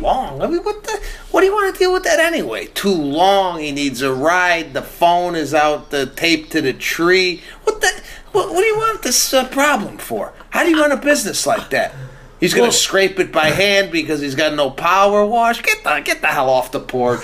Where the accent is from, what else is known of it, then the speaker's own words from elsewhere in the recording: Chicago, Illinois, United States; moved away; growing up in Chicago